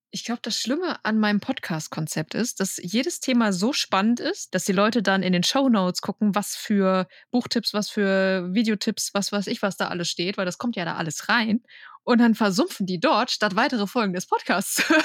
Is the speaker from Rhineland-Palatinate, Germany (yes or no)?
no; Bad Oeynhausen, North Rhine-Westphalia, Germany; ich komme aus Bad Oeynhausen.